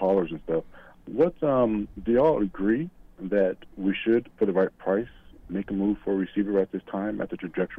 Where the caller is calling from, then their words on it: Dallas, Texas, United States; from Dallas.